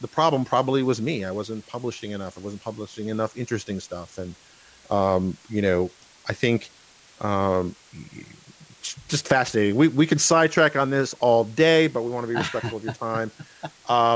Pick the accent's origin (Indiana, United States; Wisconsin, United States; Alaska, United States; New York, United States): New York, United States; New York City; I grew up in New York City